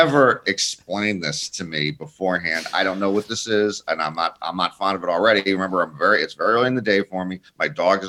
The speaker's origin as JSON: {"language": "English", "country": "United States", "said": "us in America"}